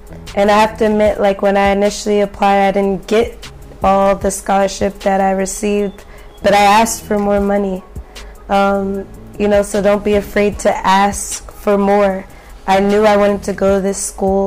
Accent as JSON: {"language": "English", "country": "United States", "tie": "born or raised there", "accent": "American", "said": "I have a Yoruba name, so growing up in America, it wasn't always cool"}